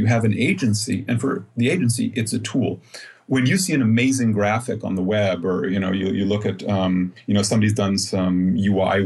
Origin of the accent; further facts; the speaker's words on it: United States; now in Germany; I'm an American, but I've been living in Germany